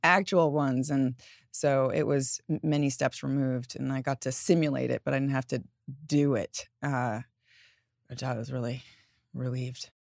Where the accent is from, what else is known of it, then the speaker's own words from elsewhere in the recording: New York, United States; growing up in New York